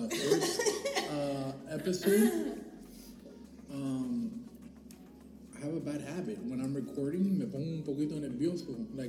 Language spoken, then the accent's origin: English; Miami, Florida, United States; I was born there in the hospital.